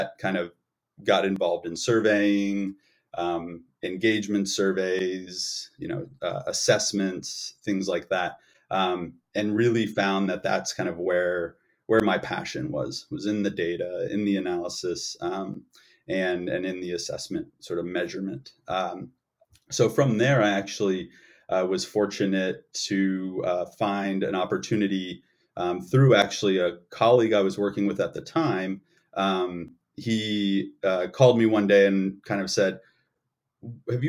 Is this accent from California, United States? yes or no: yes; the Bay Area, California, United States; moved away as an adult; also born or lived in New York; I'm from the Bay Area. My family would love it if I was back there.